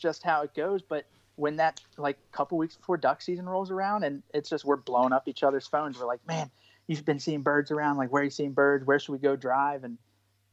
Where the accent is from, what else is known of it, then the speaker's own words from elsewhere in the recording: East Coast, United States; growing up on the East Coast